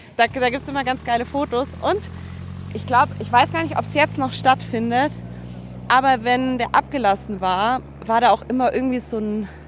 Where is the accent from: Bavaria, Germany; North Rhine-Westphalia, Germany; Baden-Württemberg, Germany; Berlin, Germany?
Bavaria, Germany; Allgäu; Ich komme ja auch aus dem Allgäu